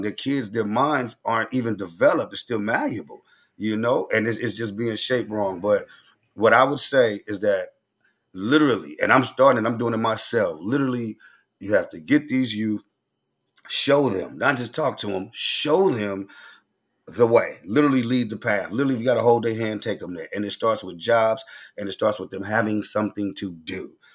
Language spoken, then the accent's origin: English; Oakland, California, United States; I'm from Oakland. You know, we popping, uh, we talk fast